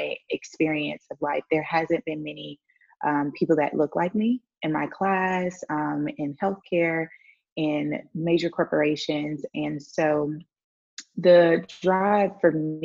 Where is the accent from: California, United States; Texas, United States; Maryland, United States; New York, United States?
Texas, United States; Houston; moved away as an adult; also born or lived in Baton Rouge, Louisiana; now in Saba; I grew up in Houston.